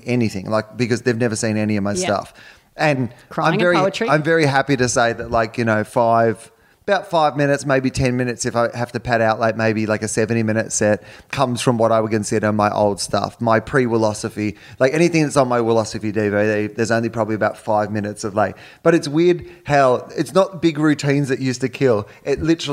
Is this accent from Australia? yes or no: yes; Australia; I'm from Australia.